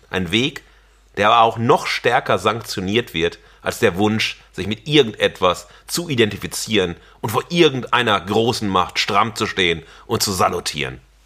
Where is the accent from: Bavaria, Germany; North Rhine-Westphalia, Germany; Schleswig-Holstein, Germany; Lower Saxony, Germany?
North Rhine-Westphalia, Germany; Xanten; also born or lived in Wesel; meine äh, Schuljahre waren in Xanten am Niederrhein